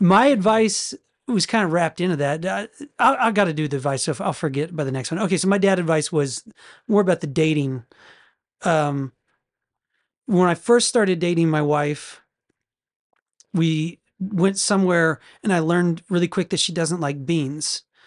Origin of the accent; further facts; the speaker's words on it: United States; as an American